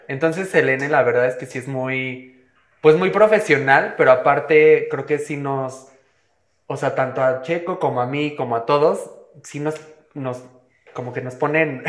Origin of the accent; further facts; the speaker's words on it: Mexico; estamos en México